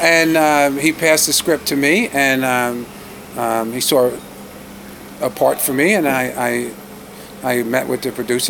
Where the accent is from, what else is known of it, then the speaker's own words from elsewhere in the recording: New York City, New York, United States; I'm from the Bronx.